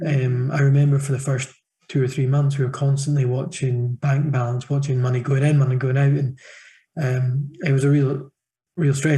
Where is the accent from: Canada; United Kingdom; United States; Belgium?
United Kingdom; Thurso, Scotland; I grew up 8 miles west of Dunnet in a town called Thurso